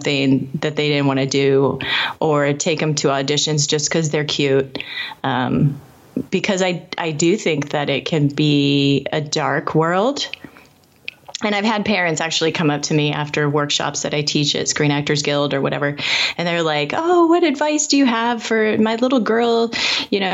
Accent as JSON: {"language": "English", "town": "Indianapolis", "region": "Indiana", "country": "United States", "tie": "born or raised there", "said": "I lived in Indianapolis. I grew up in Indianapolis."}